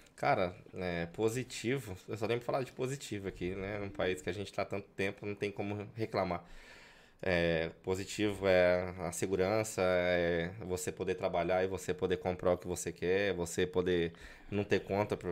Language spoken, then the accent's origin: Portuguese; Goioerê, Paraná, Brazil; moved away as an adult; also born or lived in Moreira Sales, Paraná, Brazil; now in Madrid, Spain; com 4, 5 anos mudei para Goiuerê, onde vivi até os, até os 19 anos